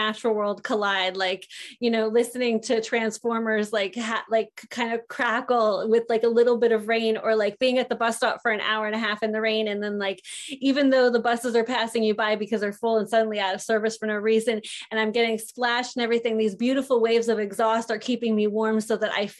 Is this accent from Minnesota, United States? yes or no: no; Los Angeles, California, United States; growing up on Venice Beach, which was kind of like a circus, a year-round circus.